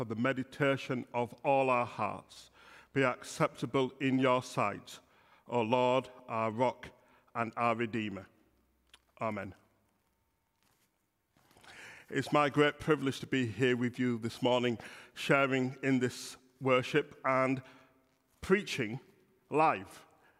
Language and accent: English; Bradford, Yorkshire and the Humber, United Kingdom; accent: Yorkshire; now in Birmingham, United Kingdom; the church I grew up in Bradford, this is a Yorkshire accent. So although I've lived in Birmingham for 37 years, it's often said that you can take the man out of Yorkshire, but you can't take Yor